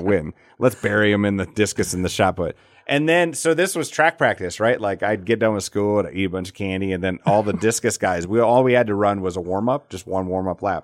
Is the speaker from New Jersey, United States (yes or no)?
no; Alcester, South Dakota, United States; moved away; I grew up in Al, Ita, Alcester